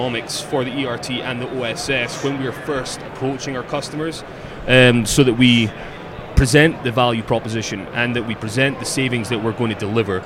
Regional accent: Scotland, United Kingdom; I'm from Scotland

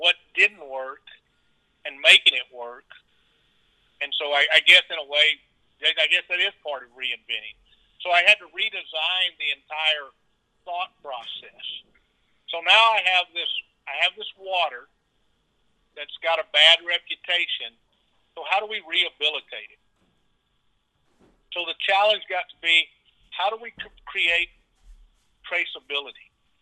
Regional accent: Edinburg, Texas, United States; I was raised in South Texas, graduated in 1973 from Edinburgh High School

